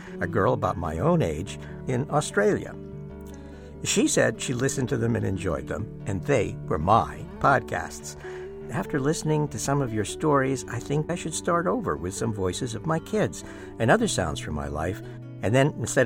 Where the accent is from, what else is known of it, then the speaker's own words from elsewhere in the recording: New Hampshire, United States; when I was growing up in New Hampshire